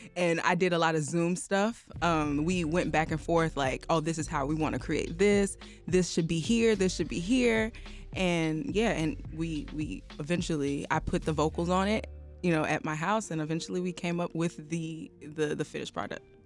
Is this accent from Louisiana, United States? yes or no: no; Chicago, Illinois, United States; also born or lived in Nigeria; I'm Nigerian, I am American